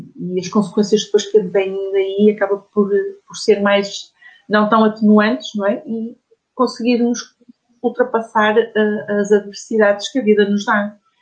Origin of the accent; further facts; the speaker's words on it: Porto District, Portugal; aqui no Porto, que eu sou, sou daqui do, do, distrito do Porto